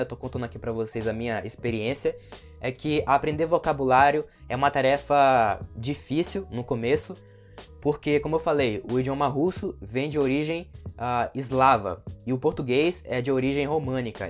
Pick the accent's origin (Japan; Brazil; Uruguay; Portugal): Brazil; nós que somos brasileiros